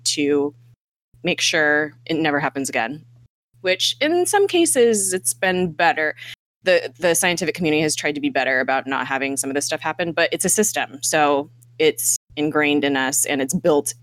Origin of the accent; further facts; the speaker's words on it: United States; we're American here